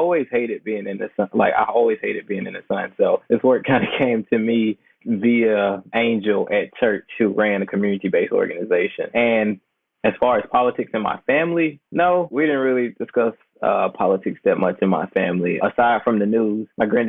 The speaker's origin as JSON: {"language": "English", "town": "Lexington", "region": "Mississippi", "country": "United States", "tie": "born or raised there", "moved": "as an adult", "lives_now": "Texas, United States", "said": "I am not from Texas. I'm from Mississippi, still the South. Still a southern state."}